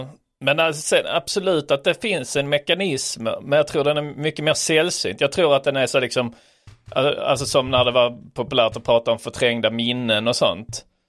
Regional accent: Sweden; som svensk

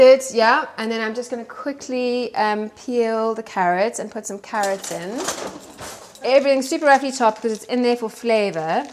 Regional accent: South Africa; moved away; as you can tell from my accent, I grew up in um, in South Africa

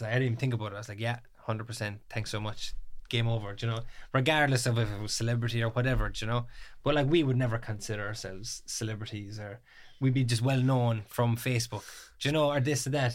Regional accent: Ballymac, Munster, Ireland; I'm twenty-three, I'm from Kerry, Ballymacc.

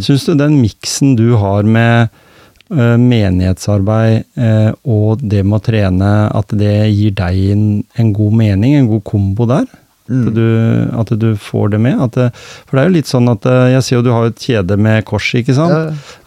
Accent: Gjemse, Telemark, Norway; da jeg vokste opp her på Gjemse

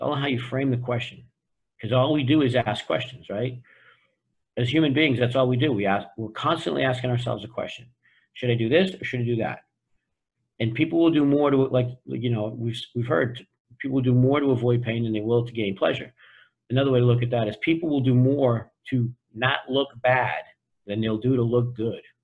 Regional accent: Boston, Massachusetts, United States; I grew up in Boston

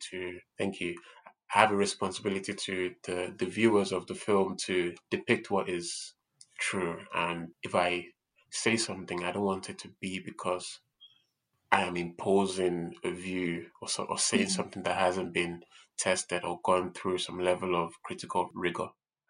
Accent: Nigeria; the reason why I relate more strongly with my African identity rather than the Black one is because I was born and raised in Nigeria

